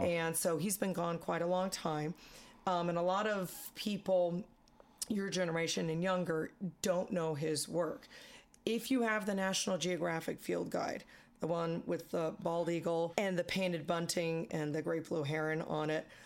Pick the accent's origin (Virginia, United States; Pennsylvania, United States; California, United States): California, United States; San Francisco; now in Colorado, United States; I grew up in the San Francisco Bay Area